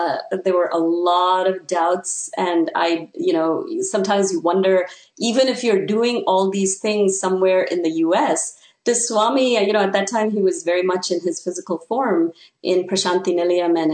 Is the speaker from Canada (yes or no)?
yes; Canada; moved away as an adult; now in United States; since I come from Canada, I was on a J-1 visa